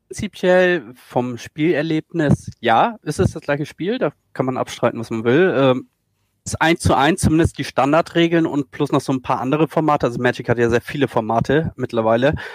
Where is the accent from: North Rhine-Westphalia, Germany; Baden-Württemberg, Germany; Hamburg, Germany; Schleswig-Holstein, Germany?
Schleswig-Holstein, Germany; komme aus Norddeutschland, äh, aus Schleswig-Holstein